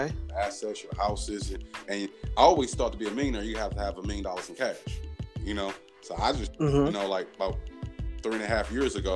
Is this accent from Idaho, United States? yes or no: no; Detroit, Michigan, United States; I was raised on Detroit East Side in the 48205 zip code.